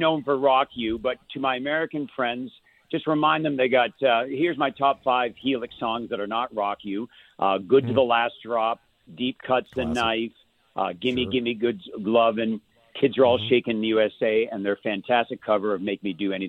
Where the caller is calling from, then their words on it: London, Ontario, Canada; London, Ontario.